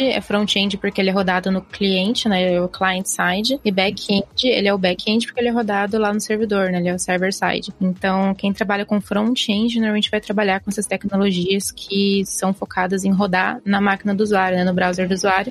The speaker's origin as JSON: {"language": "Portuguese", "town": "Sorocaba", "region": "São Paulo", "country": "Brazil", "said": "eu sou de Sorocaba"}